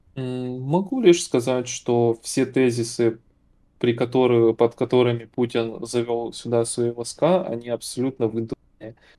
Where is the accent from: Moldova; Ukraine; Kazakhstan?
Ukraine; я этнически русский, как бы, я родился в Украине